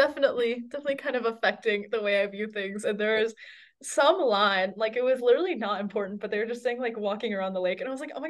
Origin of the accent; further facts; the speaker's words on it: North Carolina, United States; reading it in at home, I'm from North Carolina, reading it at home, much different experience than reading it here.